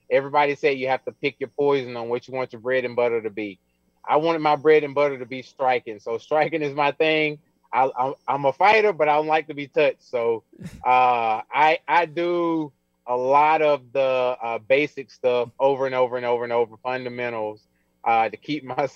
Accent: Alabama, United States; I'm from Alabama, so I produce a lot of power.

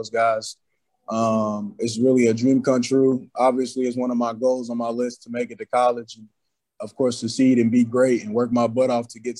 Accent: Louisville, Kentucky, United States; I grew up watching basketball, football, Teddy Bridgewater, Preston Brown, all them guys.

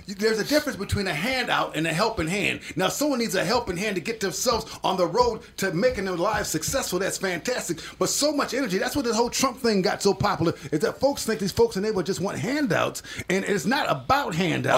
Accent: Minneapolis, Minnesota, United States; I grew up in the Harrison neighborhood

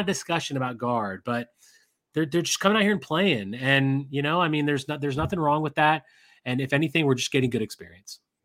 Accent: Las Vegas, Nevada, United States; my hometown of Vegas

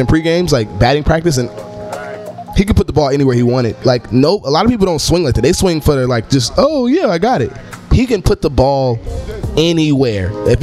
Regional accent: Cincinnati, Ohio, United States; my hometown hero. Shout out Cincinnati, Ohio

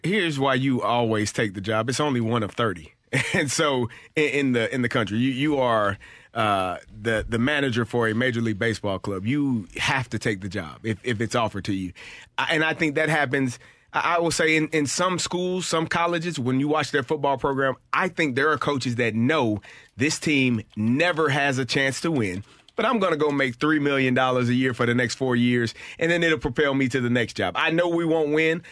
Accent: St. Louis, Missouri, United States; it was my hometown

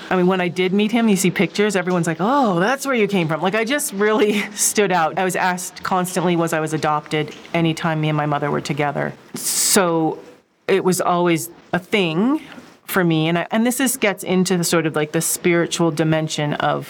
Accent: British Columbia, Canada; also born or lived in Seattle, Washington, United States / Alaska, United States; now in Magdalena, United States; I was born in Seattle, and then I moved to British Columbia when I was 10.

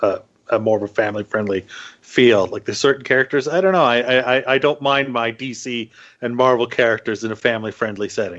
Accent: Canada; I'm too Canadian

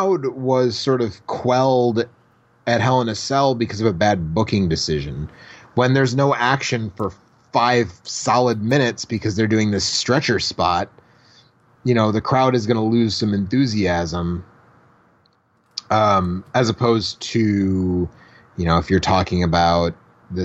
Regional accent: Milwaukee, Wisconsin, United States; my hometown of Milwaukee, Wisconsin

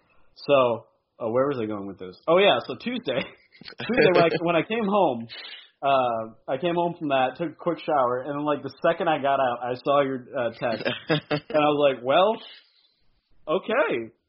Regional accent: Midwest, United States; also born or lived in Montana; now in Washington, United States; I was born in the Midwest. I have that Midwest blood in me, and I spent a year in Montana.

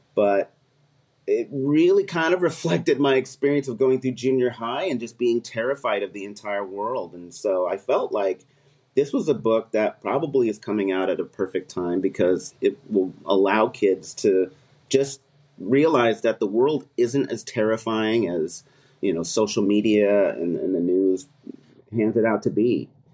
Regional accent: California, United States; I'm from California

